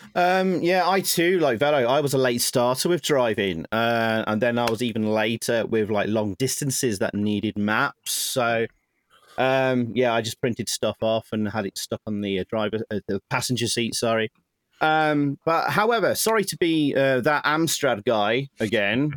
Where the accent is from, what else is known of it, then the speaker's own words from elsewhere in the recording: Nottingham, East Midlands, United Kingdom; Nottingham, my hometown